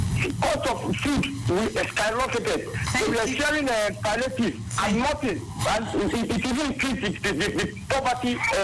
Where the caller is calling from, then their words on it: Bida, Niger State, Nigeria; I'm calling from Bida, Niger State.